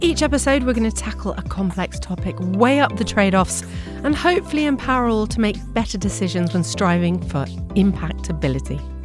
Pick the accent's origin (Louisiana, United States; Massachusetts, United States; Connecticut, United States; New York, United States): New York, United States; moved away; also born or lived in Canada; I grew up in New York